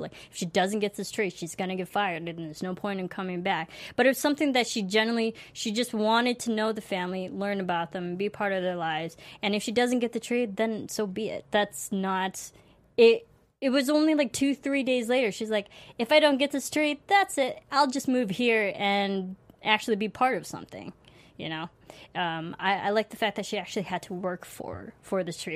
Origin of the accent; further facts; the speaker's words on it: Illinois, United States; as a fellow Illinois person native to you. I'm not from Chicago, but I feel like I am. I practically grew up there.